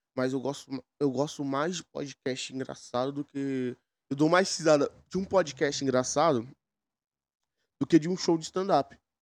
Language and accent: Portuguese; São Paulo, Brazil; Eu sou de São Paulo